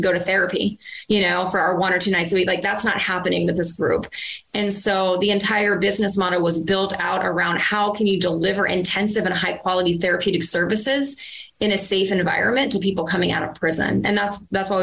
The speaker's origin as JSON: {"language": "English", "region": "Virginia", "country": "United States", "tie": "born or raised there", "moved": "yes", "said": "I was in my hometown in Virginia"}